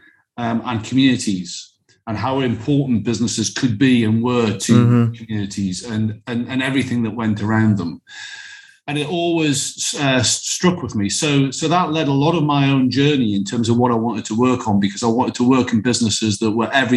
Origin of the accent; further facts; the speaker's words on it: Alnwick, North East England, United Kingdom; I grew up in the Northeast, as you said. I had a lovely upbringing. I grew up in a town called Alnwick.